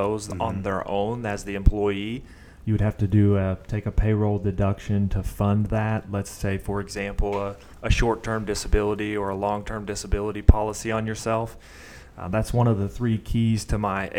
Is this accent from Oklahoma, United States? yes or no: yes; Oklahoma City, Oklahoma, United States; I'm from Northwest Oklahoma City, born and raised